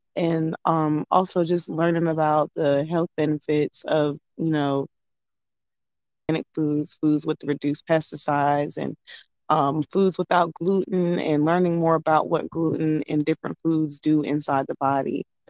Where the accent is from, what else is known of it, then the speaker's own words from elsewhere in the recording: Durham, North Carolina, United States; also born or lived in Brooklyn, New York; I'm from Brooklyn, New York, but I was raised in Durham, North Carolina.